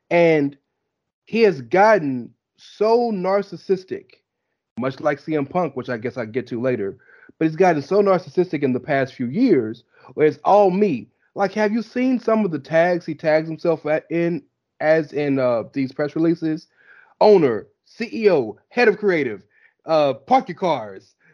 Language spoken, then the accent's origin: English; the South, United States; I'm from the South.